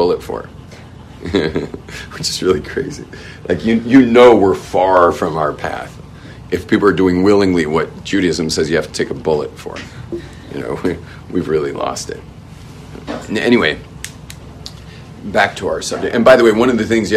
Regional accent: Los Angeles, California, United States; where I grew up in West

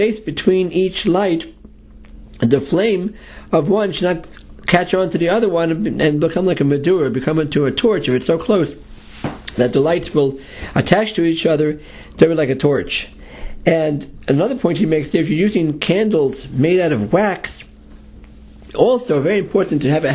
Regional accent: New York City, New York, United States; I grew up in Manhattan in the Lower East Side

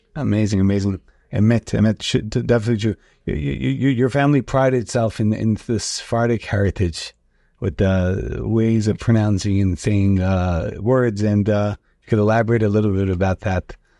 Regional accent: New York City, New York, United States; we grew up together in the Beit Knesset in the shul in Rigo Park

